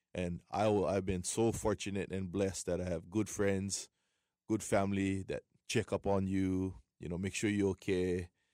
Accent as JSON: {"language": "English", "town": "Waianae", "region": "Hawaii", "country": "United States", "tie": "born or raised there", "said": "born and raised Waianae, uh, proud of it. Proud to be from my hometown"}